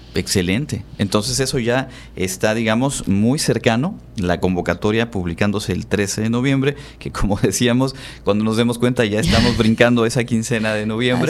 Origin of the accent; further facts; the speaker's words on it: Yucatán, Mexico; Sabemos que aquí en nuestra, en nuestra región, por supuesto, somos orgullosos del Hanal